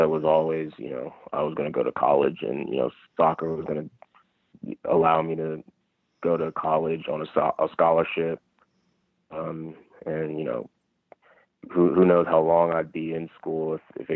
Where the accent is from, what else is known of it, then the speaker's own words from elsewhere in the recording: Bowie, Maryland, United States; now in Dallas, United States; I grew up in Bowie, Maryland